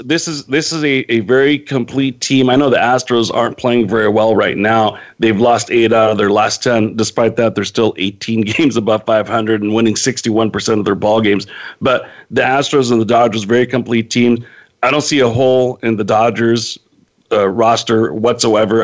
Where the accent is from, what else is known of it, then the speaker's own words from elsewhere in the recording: Northern California, United States; moved away; I'm originally from Northern California